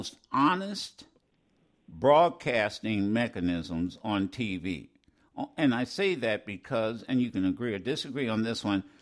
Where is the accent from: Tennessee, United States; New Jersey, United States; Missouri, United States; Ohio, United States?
Ohio, United States; Dayton; we're both from the Midwest. I'm from Ohio.